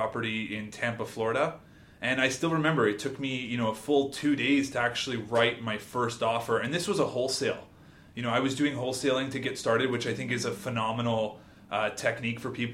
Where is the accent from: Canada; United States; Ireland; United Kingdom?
Canada; Toronto, Ontario; we are from Toronto, born and raised here in Toronto